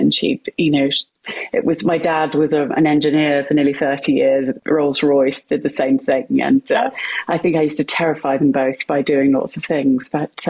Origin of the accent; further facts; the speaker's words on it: West Midlands, United Kingdom; born there; I'm British. You'll hear that from my accent, though it does wander a little bit at times. So I was born in the middle of the UK, a very small village in Warwickshire, which is right in the centre of the UK